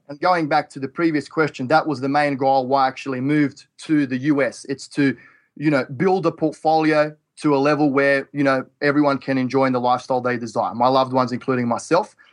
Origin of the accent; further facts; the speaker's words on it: Australia; now in Toledo, Ohio, United States; I'm from Australia.